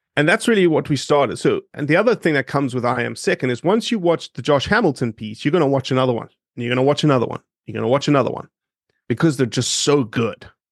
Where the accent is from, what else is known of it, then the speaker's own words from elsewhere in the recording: Johannesburg, Gauteng, South Africa; moved away as an adult; also born or lived in Oxford, Mississippi; now in Memphis, United States; I grew up in Johannesburg, eight and a half million people.